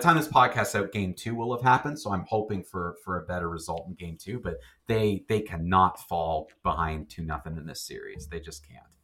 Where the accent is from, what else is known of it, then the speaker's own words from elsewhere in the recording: Canada; we're Canadian